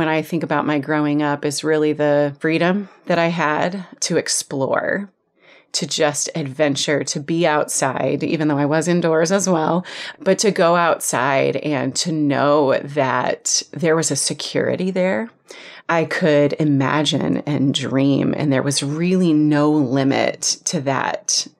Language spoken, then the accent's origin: English; Iowa, United States; I actually was born and raised in small town Iowa. Not even small town Iowa, on a farm outside of a small town in Iowa, where it took me 20 minutes to drive to the nearest grocery store.